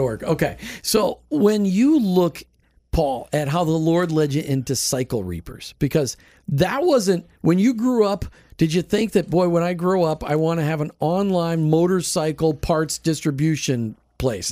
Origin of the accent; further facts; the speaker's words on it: New Jersey, United States; moved away; also born or lived in Minnesota; I'm from New Jersey. Northeasterners, you know, we're tough